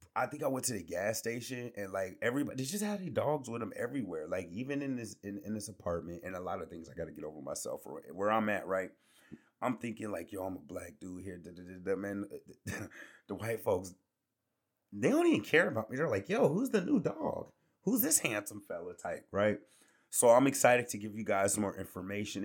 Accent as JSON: {"language": "English", "region": "Georgia", "country": "United States", "said": "I'm from Georgia"}